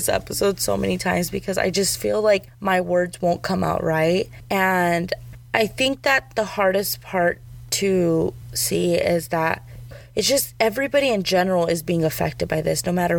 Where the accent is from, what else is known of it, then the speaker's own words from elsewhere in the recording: Arizona, United States; growing up in Arizona